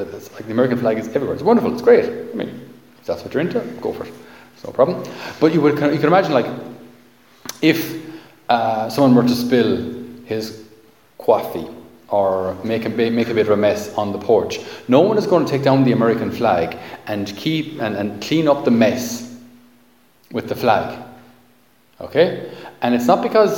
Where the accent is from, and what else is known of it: Ireland